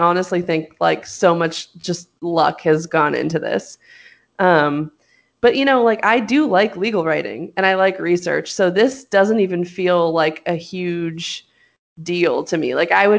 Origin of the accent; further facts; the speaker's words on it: Hollywood, California, United States; Like, I knew this. I'm from Hollywood. Like, I'm from there.